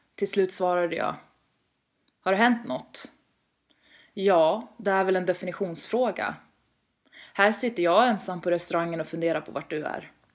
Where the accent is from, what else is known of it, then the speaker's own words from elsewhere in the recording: Västerås, Västmanland, Sweden; moved away as an adult; now in Stockholm, Sweden; Född och uppvuxen i Västerås, men rör mig mest i huvudstaden numera